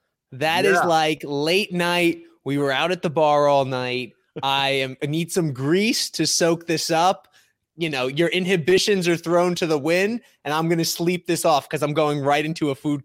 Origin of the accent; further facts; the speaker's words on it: Brooklyn, New York, United States; I made it. I made it far in life. Yeah. I'm four blocks from where I grew up. Yeah. But that's how far I've come in life. I'm a Bay Ridge boy.